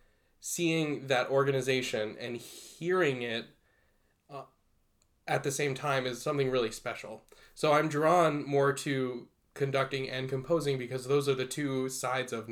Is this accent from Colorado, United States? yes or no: no; Texas, United States; I'm from Texas. I did a lot of band growing up.